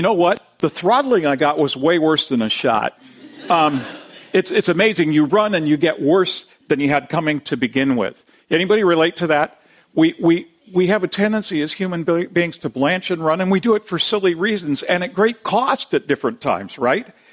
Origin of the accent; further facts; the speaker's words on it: Tacoma, Washington, United States; I grew up down in Tacoma